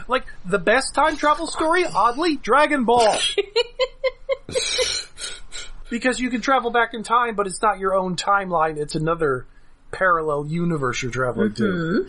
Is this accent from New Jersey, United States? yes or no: yes; New Jersey, United States; Well, I'm from Jersey.